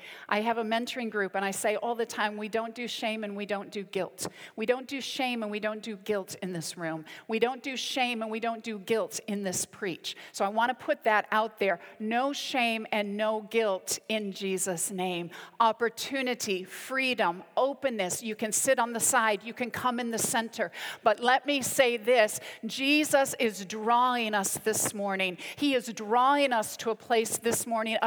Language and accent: English; United States; now in United Kingdom; I'm half American, half British. I'm an Ameri-Brit